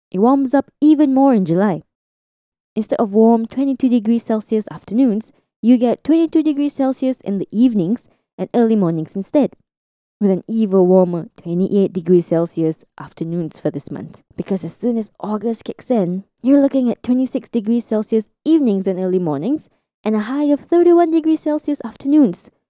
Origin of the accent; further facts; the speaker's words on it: Singapore; I'm from Singapore